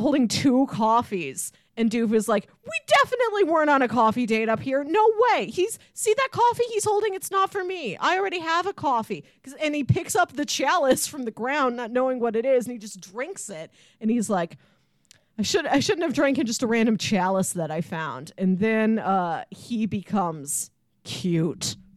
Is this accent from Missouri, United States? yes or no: yes; St. Louis, Missouri, United States; We're from Saint Louis.